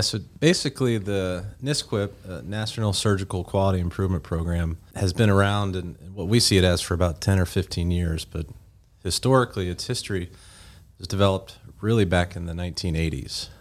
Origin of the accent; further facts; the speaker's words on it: Georgia, United States; also born or lived in Tennessee / Birmingham, Alabama; now in West Tennessee, United States; originally grew up in Georgia